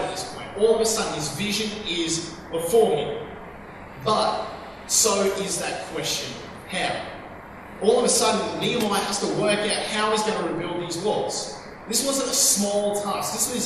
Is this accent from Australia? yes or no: yes; Australia; We're Australians